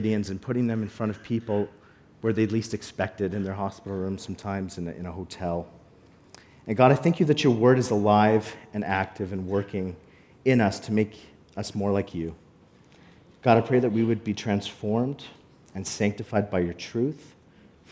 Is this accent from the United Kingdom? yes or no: no; Calgary, Alberta, Canada; now in Cold Lake, Canada; I grew up in Calgary, but I spent every summer coming to Cold Lake to visit my grandfather